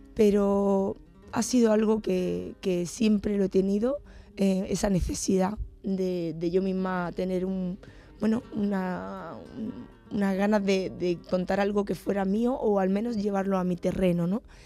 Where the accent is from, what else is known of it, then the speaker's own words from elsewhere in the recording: Granada, Andalusia, Spain; mi tierra me ha influido mucho